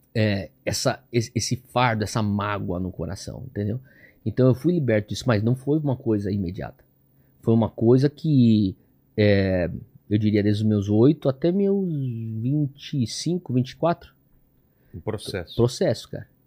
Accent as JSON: {"language": "Portuguese", "region": "São Paulo", "country": "Brazil", "tie": "born or raised there", "also_born_or_lived": "United States / Hawaii", "said": "pessoas com quem eu cresci, e meu círculo social crescendo aqui em São Paulo era escola e igreja e o pessoal do futebol"}